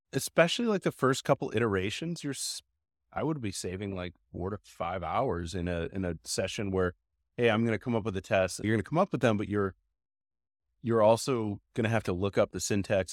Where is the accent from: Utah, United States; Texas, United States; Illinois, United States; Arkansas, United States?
Illinois, United States; Chicago; growing up in Chicago